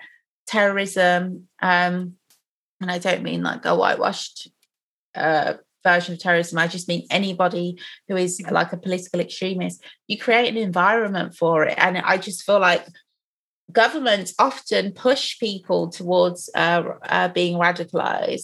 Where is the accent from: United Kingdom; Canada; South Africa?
United Kingdom; England; we grew up in England